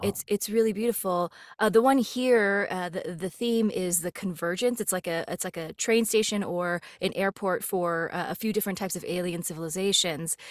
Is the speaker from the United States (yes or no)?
yes; Los Angeles, California, United States; moved away; also born or lived in Colorado; I grew up in L